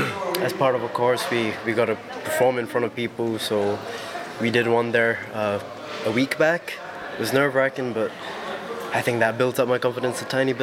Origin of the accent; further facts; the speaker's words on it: Malaysia; moved away; I'm from Malaysia.